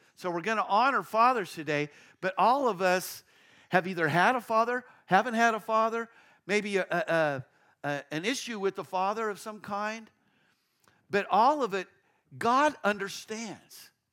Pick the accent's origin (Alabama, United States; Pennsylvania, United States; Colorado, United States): Colorado, United States; Castle Rock; I grew up, I was born in Castle Rock, Colorado, uh, just south of Denver